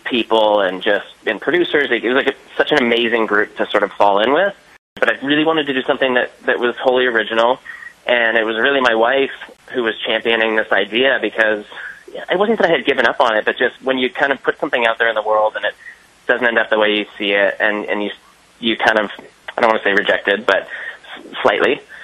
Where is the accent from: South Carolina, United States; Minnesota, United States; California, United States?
California, United States; Bay Area; I'm actually from the Bay Area